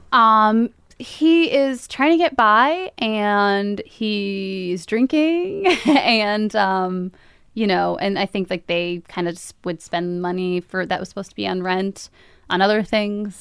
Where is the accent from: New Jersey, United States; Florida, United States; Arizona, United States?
New Jersey, United States; Hudson County, northern; now in Jersey City, United States; we lived in New Jersey, sort of all over New Jersey